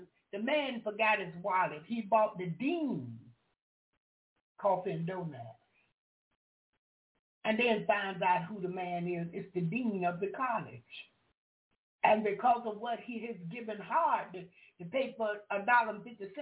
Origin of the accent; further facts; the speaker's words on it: Jacksonville, Florida, United States; accent: southern; first language English; I'm from the country. I'm from Jacksonville, Florida